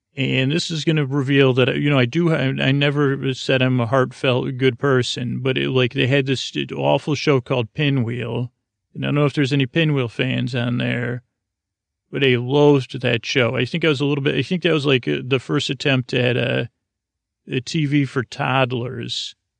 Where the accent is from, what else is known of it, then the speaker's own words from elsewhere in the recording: Syracuse, New York, United States; I grew up in Syracuse, New York